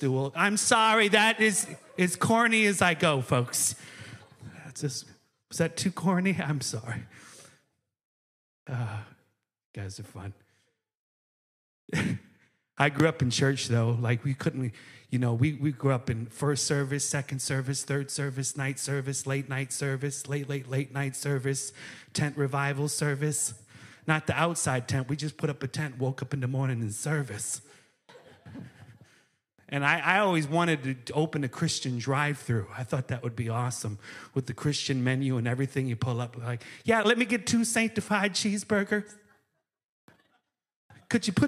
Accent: Racine, Wisconsin, United States; moved away; I grew up in Racine, Wisconsin is where I'm originally from

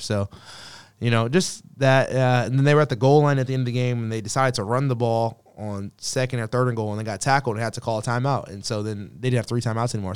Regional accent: Katy, Texas, United States; moved away; I went back to Katy a little bit over the break, and that's where I'm from

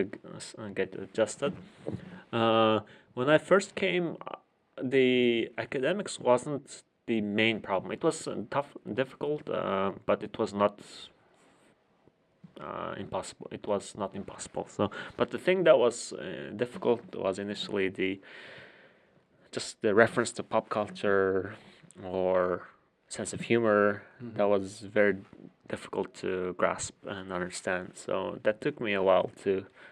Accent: Ulaanbaatar, Mongolia; moved away as an adult; also born or lived in Japan / Boston, Massachusetts; I was born and raised in Ulaanbaatar

